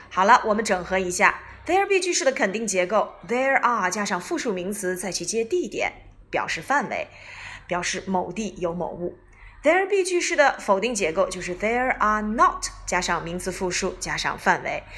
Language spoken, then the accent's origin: Chinese; China; 我们中国人